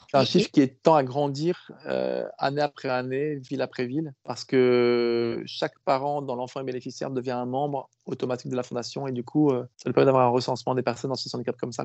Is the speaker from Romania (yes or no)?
no; France; chez nous en France